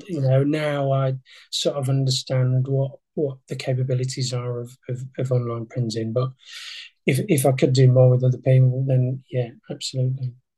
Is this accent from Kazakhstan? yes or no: no; Yorkshire and the Humber, United Kingdom; I'm a Yorkshireman